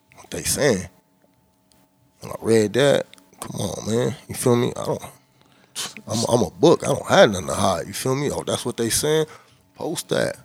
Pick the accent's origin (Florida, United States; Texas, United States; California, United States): California, United States; Inglewood; where I'm from, uh, I'm from Inglewood, and uh, we on the north side of Inglewood